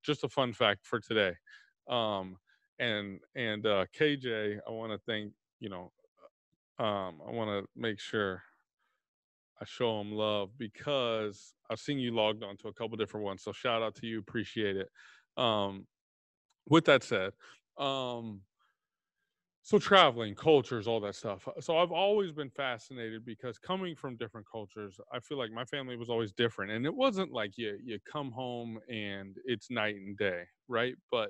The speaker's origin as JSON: {"language": "English", "town": "Plano", "region": "Texas", "country": "United States", "tie": "born or raised there", "also_born_or_lived": "Indiana", "moved": "as an adult", "said": "I actually living and growing up in Dallas"}